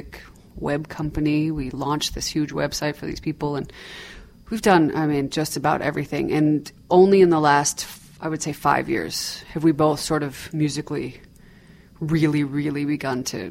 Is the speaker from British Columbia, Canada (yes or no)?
no; Toronto, Ontario, Canada; now in New York, United States; I grew up in Toronto, Ontario, Canada